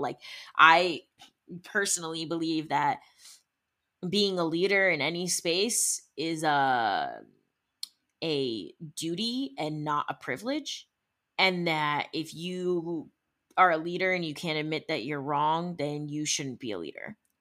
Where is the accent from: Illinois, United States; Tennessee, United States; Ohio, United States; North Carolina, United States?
Ohio, United States; Cleveland; also born or lived in Arizona; now in Los Angeles, United States; grew up in Ohio, in the Cleveland area